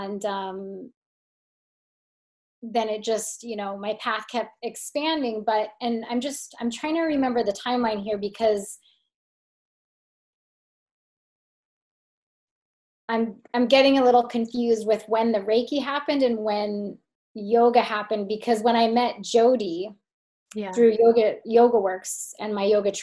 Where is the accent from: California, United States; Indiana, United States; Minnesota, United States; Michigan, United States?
California, United States; moved away; also born or lived in Philadelphia, Pennsylvania / New York City; I was actually born in Philly, even though I was raised in California